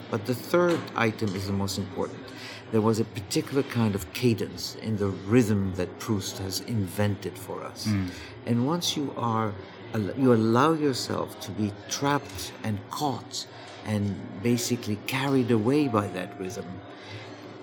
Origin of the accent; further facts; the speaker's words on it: Egypt; moved away; my life in Egypt, growing up in Egypt